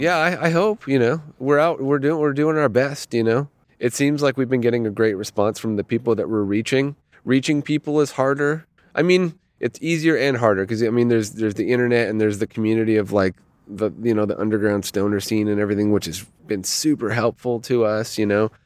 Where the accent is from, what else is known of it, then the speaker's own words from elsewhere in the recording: Toronto, Ontario, Canada; moved away as an adult; also born or lived in Los Angeles; I grew up in Toronto, uh, in Ontario, in Canada.